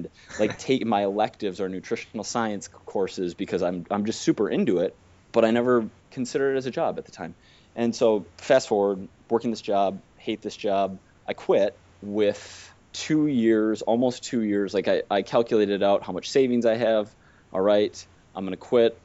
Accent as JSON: {"language": "English", "region": "Minnesota", "country": "United States", "tie": "born or raised there", "also_born_or_lived": "Wisconsin", "moved": "as an adult", "said": "I grew up in Minnesota to like super hardworking parents, went to Wisconsin"}